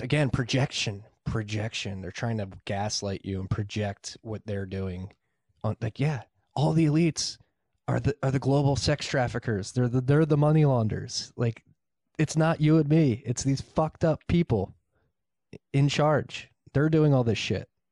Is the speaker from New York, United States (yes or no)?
no; Philadelphia, Pennsylvania, United States; I'm from Northeast Philly